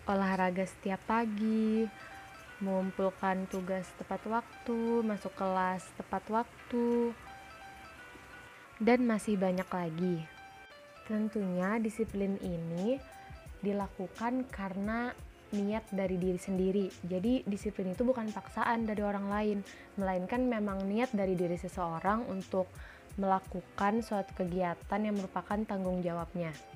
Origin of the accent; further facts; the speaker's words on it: Banjarbaru, South Kalimantan, Indonesia; Asalku dari kota Banjarbaru.